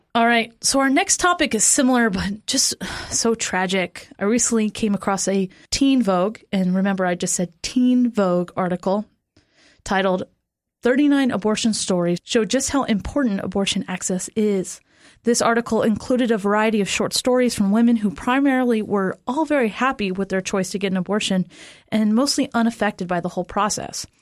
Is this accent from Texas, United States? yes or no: no; Florida, United States; moved away; I am from Florida